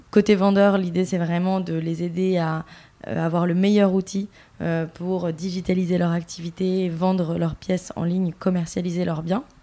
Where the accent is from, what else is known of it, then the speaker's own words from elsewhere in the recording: Bordeaux, Nouvelle-Aquitaine, France; moved away as an adult; now in Paris, France; j'ai 32 ans et je suis euh, de Bordeaux à l'origine. Je suis installée à Paris maintenant depuis une dizaine d'années.